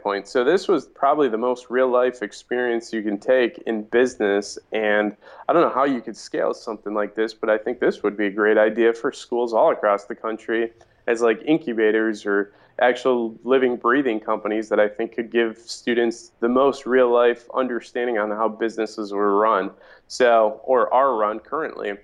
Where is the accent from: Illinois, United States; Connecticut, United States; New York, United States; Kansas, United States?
Illinois, United States; Mount Prospect; also born or lived in Des Plaines; I grew up in the northwest suburbs of Chicago. Town is Mount Prospect.